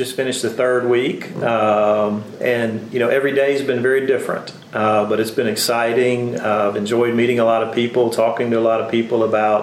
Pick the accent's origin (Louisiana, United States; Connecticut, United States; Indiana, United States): Louisiana, United States; Winnsboro; I grew up in a small rural town, 45 minutes from here